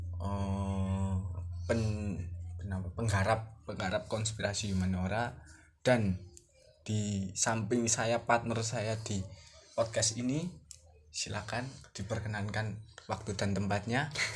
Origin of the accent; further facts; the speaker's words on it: Java, Indonesia; accent: medok (Javanese); saya medok